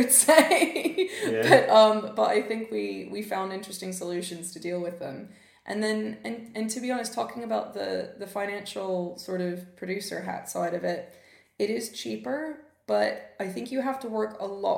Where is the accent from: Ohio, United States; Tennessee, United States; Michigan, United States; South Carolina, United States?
Tennessee, United States; Memphis; now in United Kingdom; I grew up in Memphis, Tennessee